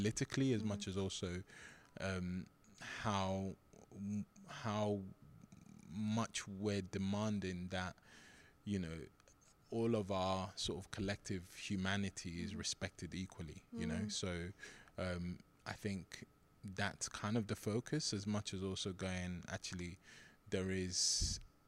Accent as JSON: {"language": "English", "region": "London", "country": "United Kingdom", "tie": "born or raised there", "also_born_or_lived": "Nigeria", "said": "I grew up in Southeast London"}